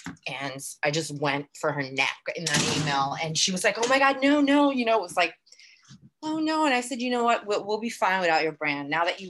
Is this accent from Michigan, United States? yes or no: no; Queens, New York, United States; I grew up in Queens, less than a mile and a half from where she's from. I went to high school two blocks from Queensbridge Housing Projects.